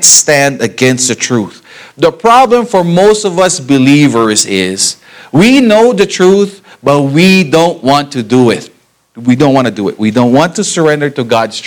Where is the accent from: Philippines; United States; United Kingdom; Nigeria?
Philippines; accent: Filipino; English is a second language; Filipino kasi, okay? English is my second language, so I have that accent.